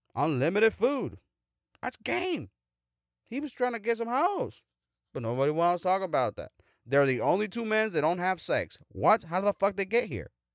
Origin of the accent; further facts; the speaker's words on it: United States; I'm an American